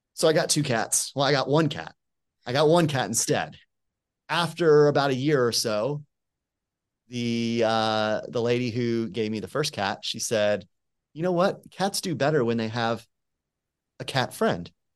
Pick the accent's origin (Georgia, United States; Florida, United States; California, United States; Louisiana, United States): Florida, United States; Tampa; moved away as an adult; also born or lived in Abilene, Texas; now in Birmingham, United States; I'm originally from Tampa, Florida.